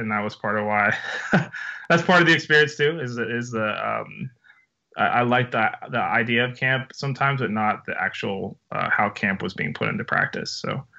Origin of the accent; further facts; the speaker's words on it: New Jersey, United States; also born or lived in Kansas / Ohio; So I grew up mostly in South Jersey, originally from Kansas, lived in Ohio.